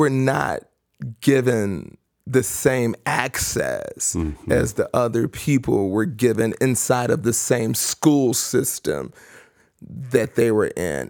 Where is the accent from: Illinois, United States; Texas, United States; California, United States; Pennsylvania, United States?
Illinois, United States; Chicago; Life for me as a child and still as an adult is South Side of Chicago.